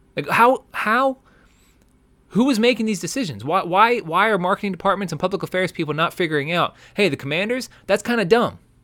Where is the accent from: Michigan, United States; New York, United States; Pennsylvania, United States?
Pennsylvania, United States; Philadelphia; we're from Philly